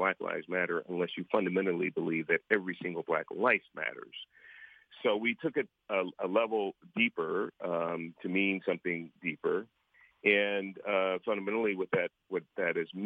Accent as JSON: {"language": "English", "town": "San Francisco", "region": "California", "country": "United States", "tie": "born or raised there", "also_born_or_lived": "San Jose", "said": "I was born and raised in San Francisco in abject poverty, so Hunters Point project housing"}